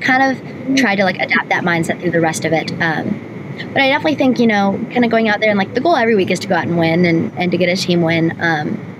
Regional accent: North Carolina, United States; in my home state

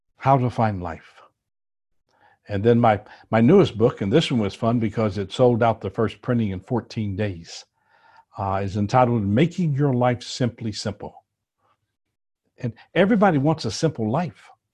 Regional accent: New Orleans, Louisiana, United States; I was born in New Orleans

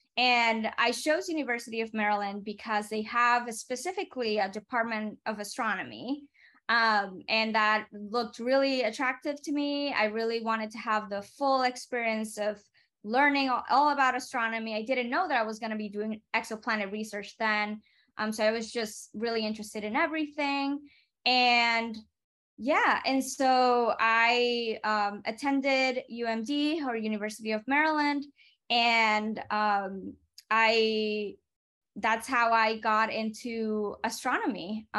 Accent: Puerto Rico; English is a second language; moved away as an adult; now in United States; I moved from Puerto Rico, and it was actually a really difficult time. I had a lot of trouble with language barriers.

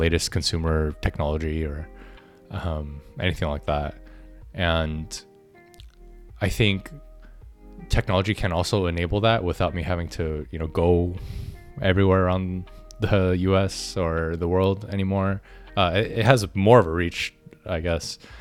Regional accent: Orange County, Southern California, United States; I grew up in Southern California, Orange County

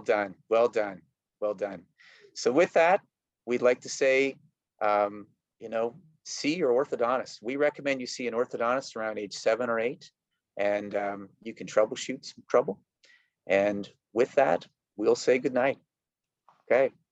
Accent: Canada; I am from Canada

